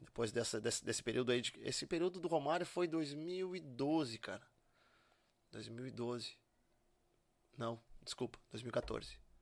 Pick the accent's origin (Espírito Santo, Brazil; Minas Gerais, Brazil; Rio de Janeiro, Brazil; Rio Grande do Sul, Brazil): Rio Grande do Sul, Brazil; Charqueadas; also born or lived in Porto Alegre; eu nasci em Porto Alegre e, e, terminei de me criar lá em Charqueadas, que é onde a família toda mora